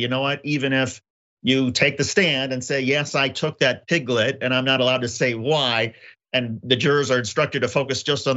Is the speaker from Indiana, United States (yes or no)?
yes; Southern Indiana, United States; I grew up in Southern Indiana.